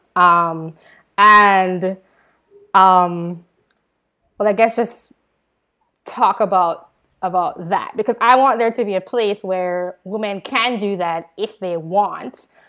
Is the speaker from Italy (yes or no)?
no; Jamaica; moved away; I'm from Jamaica